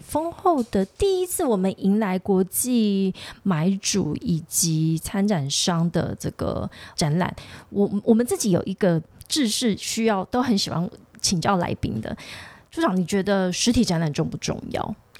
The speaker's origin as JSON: {"language": "Chinese", "region": "Tainan", "country": "Taiwan", "said": "我是台南人"}